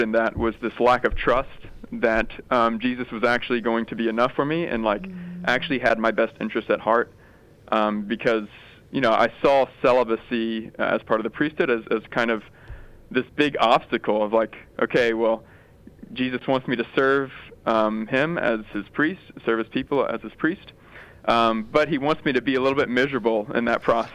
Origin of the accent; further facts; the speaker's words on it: Baton Rouge, Louisiana, United States; I was born and raised in Baton Rouge and went to Catholic high